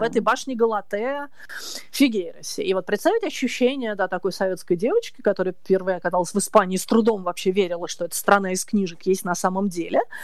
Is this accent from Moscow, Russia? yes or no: yes; Moscow, Russia; я девочка из Москвы с косичками